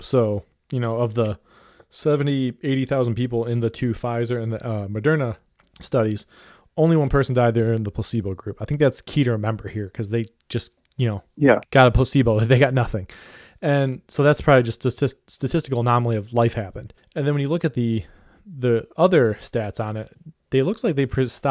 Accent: Ohio, United States; I'm from Ohio

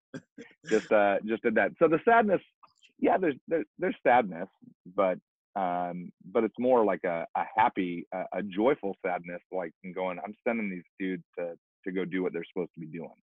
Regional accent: Pacific Northwest, United States; I grew up in the Pacific Northwest, not knowing Jesus

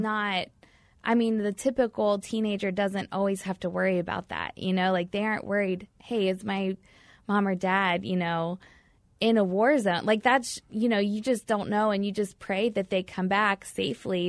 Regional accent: Batesville, Indiana, United States; I grew up in a small town in Indiana, um, born and raised in a little small town called Batesville

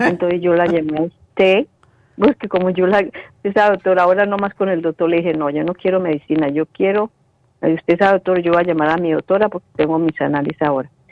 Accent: Colombia; moved away; en Colombia, en mi país

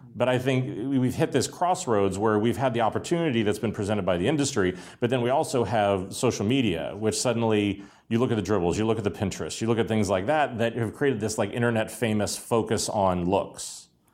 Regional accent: Pittsburgh, Pennsylvania, United States; born or raised there

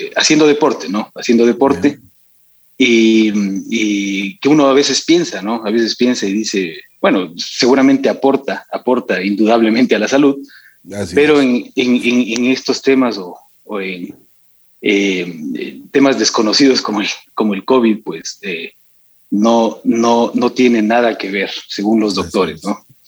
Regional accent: Quito, Pichincha, Ecuador; also born or lived in Cuenca; yo nací acá en Quito, acá en Quito viví

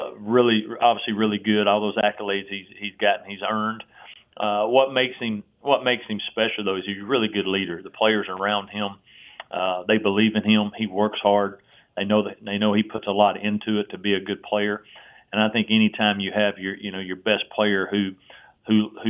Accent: Tennessee, United States; I grew up in Tennessee

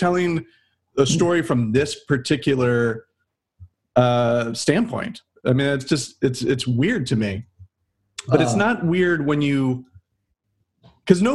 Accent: Midwest, United States; growing up in the Midwest.

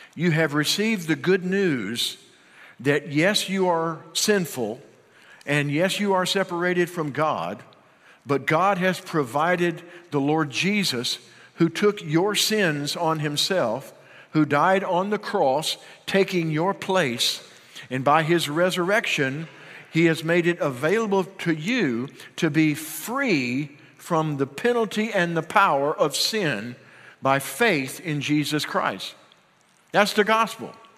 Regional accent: Union, United States; moved away; Every time I go back home to Union, my hometown

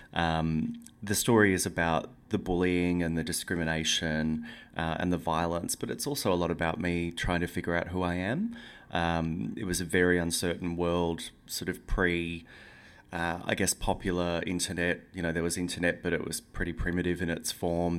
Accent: Yeppoon, Queensland, Australia; moved away; also born or lived in Brisbane; I never go back to Yppoon, which is my hometown where the book is set

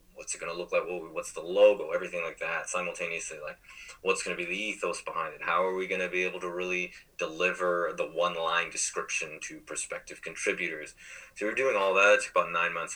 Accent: California, United States; we're from California

